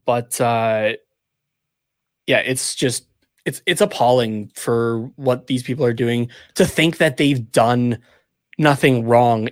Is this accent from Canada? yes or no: yes; Canada; as a Canadian